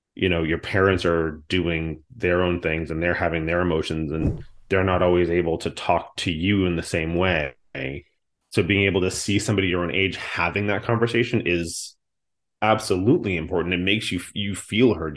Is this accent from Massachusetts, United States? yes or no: yes; just outside of Boston, Massachusetts, United States; I grew up on just outside of Boston